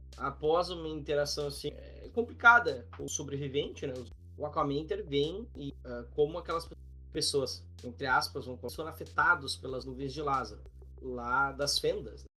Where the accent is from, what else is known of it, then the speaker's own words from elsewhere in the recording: Gaúcho, Rio Grande do Sul, Brazil; accent: gauchês; A gente é gaúcho